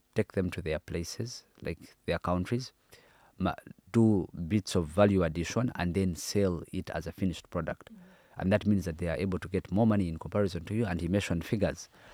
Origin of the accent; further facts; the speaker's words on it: Uganda; I come from Uganda, which is an independent country